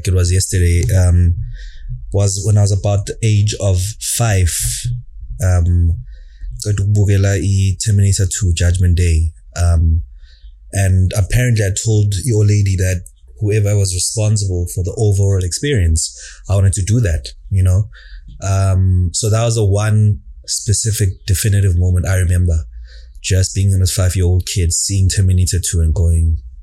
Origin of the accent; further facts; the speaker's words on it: Johannesburg, Gauteng, South Africa; I grew up in Jozi. I spent quite a few formative years of Impilo Yam in Alex